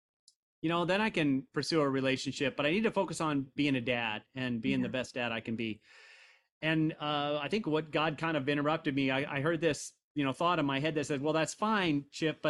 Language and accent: English; Indiana, United States; I am from Indiana. I have Midwestern values